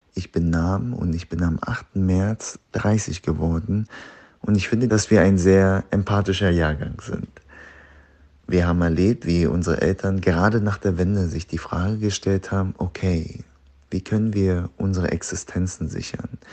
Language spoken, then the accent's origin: German; Deggendorf, Bavaria, Germany; also born or lived in Zwiesel; Ich bin 91 in niederbayerischen Zwiesel geboren. Aufgewachsen bin ich in Deggendorf.